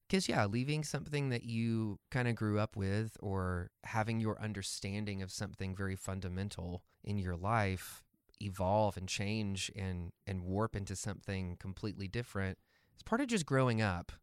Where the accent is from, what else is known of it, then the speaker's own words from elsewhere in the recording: the Bible Belt, United States; growing up in the Bible Belt